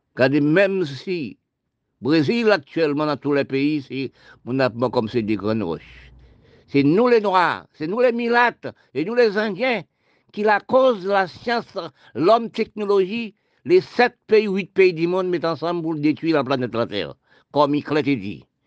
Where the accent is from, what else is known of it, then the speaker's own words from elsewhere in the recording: Haiti; now in Guadeloupe; je parle de mon pays d'Haïti, je suis né en Haïti. Toute ma famille, est en Haïti